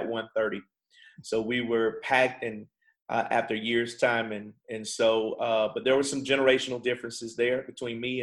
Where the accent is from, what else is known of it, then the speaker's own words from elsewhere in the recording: Niceville, Florida, United States; I'm from a little city called Niceville, Florida. I know people never hear about it, but if you've ever been in Destin, Florida, you've ridden right through Niceville, Florida. And so that's where I was raised